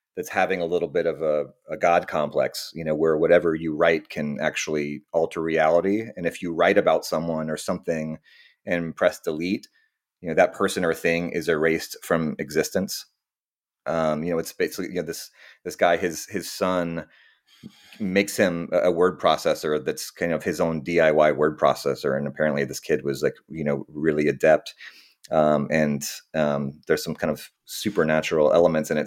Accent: Austin, Texas, United States; moved away as an adult; also born or lived in New York / California; now I'm back in, uh, Austin, Texas, my, my hometown

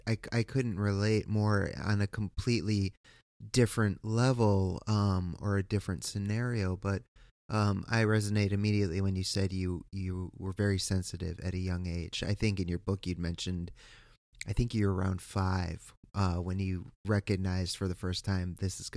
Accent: East Coast, United States; I am from the East Coast, and we're watching this just travesty of justice happen.

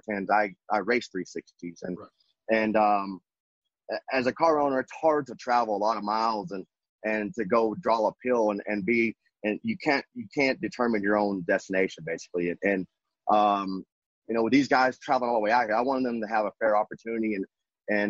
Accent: West Texas, United States; growing up in West Texas

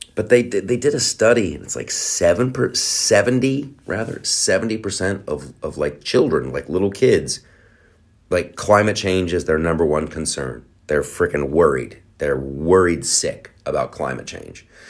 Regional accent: United States; I'm American

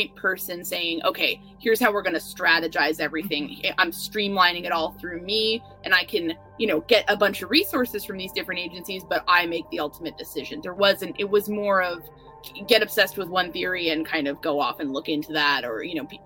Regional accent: New York, United States; I'm a New Yorker

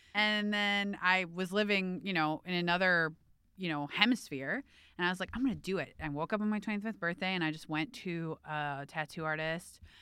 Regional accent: Cleveland, Ohio, United States; I grew up in Cleveland

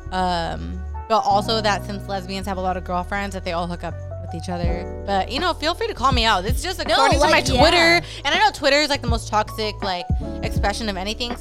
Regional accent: California, United States; We're from California

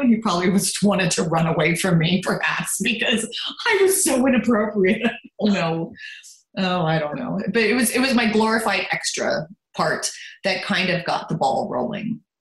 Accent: Lancaster, Pennsylvania, United States; first language German; English is a second language; also born or lived in Baltimore, Maryland / Germany; I grew up in Lancaster. I was born in Baltimore, Maryland

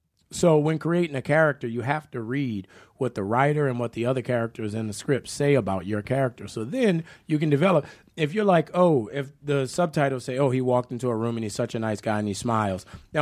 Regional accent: New Orleans, Louisiana, United States; accent: New Orleans; And, you know, I was from New Orleans. I wasn't from the Midwest. I wasn't from California. So my accent was very distinctive, you know.

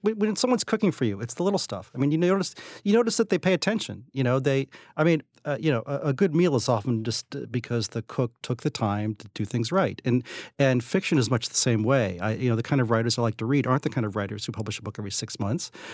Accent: West Virginia, United States; moved away; growing up in West Virginia

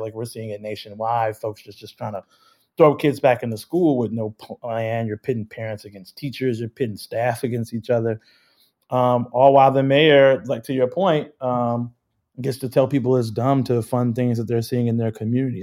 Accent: Chicago, Illinois, United States; I grew up in Chicago

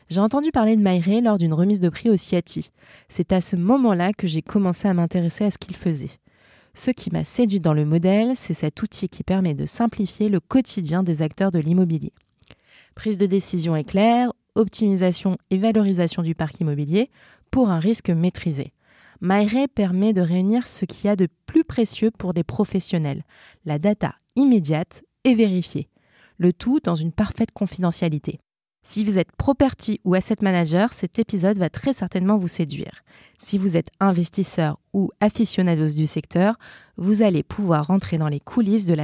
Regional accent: Paris, Île-de-France, France; Alors j'ai grandi à Paris.

